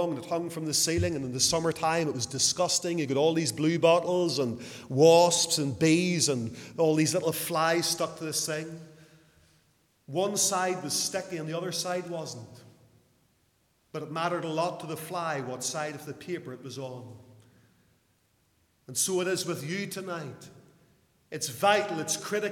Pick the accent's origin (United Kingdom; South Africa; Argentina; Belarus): United Kingdom; Lisburn, Northern Ireland; in Lisburn, my hometown